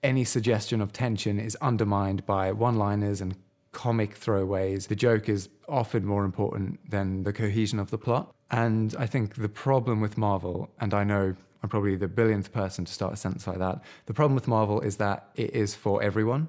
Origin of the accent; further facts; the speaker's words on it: United Kingdom; as white British people